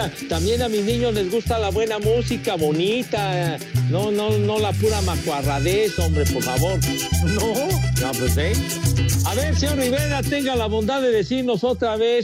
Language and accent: Spanish; Mexico City, Mexico; somos orgullosamente iztapalapenses